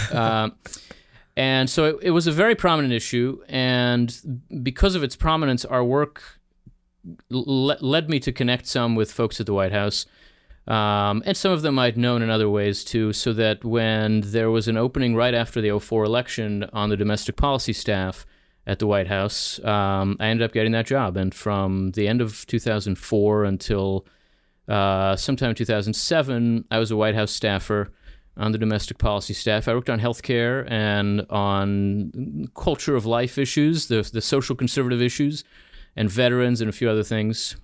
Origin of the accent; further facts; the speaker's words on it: Philadelphia, Pennsylvania, United States; also born or lived in Israel / New Jersey; now in Washington, D.C., United States; So I grew up here, uh, in Philadelphia and then in New Jersey